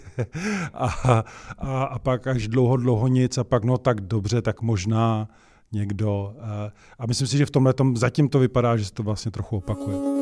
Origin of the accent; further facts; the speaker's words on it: Czechia; My jsme měli Češi, jako Češi